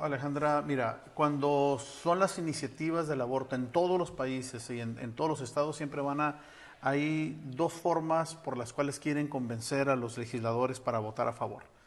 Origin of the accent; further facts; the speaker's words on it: Mexico; nosotros estamos sumamente molestos como mexicanos